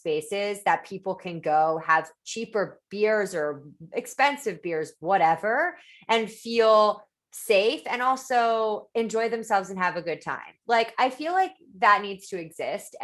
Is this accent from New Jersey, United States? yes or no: yes; New Jersey, United States; also born or lived in Los Angeles, United States / New York, United States; now in Toronto, Canada; I'm from New Jersey.